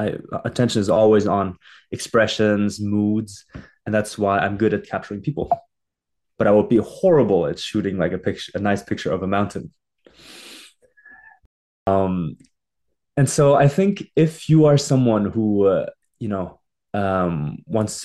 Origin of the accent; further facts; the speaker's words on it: Germany; moved away as an adult; now in Montreal, Canada; I was born and raised in Germany and did my high school there